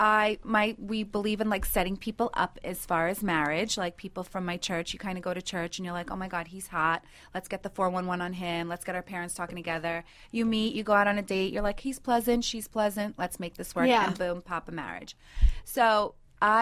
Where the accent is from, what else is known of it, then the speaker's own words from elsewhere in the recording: United States; I grew up in America